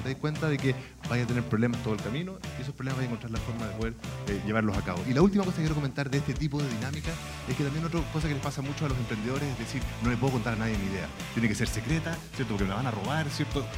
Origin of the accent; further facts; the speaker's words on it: Chile; cómo somos como chilenos